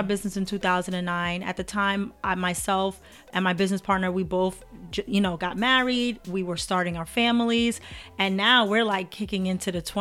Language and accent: English; New York City, New York, United States; I am born in Brooklyn. Brooklyn born and bred.